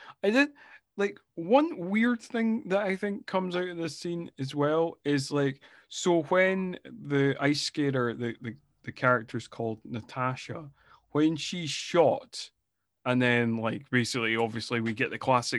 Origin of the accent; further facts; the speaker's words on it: Scotland, United Kingdom; I'm Scottish.